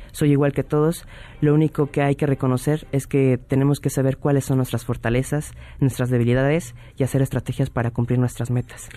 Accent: Mexico; como mexicanos

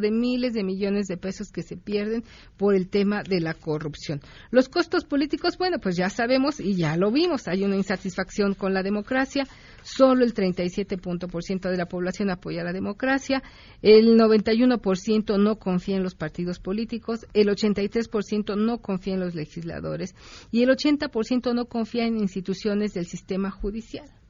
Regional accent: Mexico; somos los mexicanos

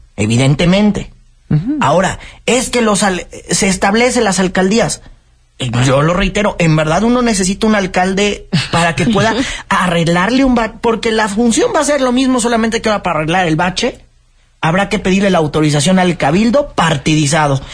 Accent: Mexico City, Mexico; lo que somos los capitalinos

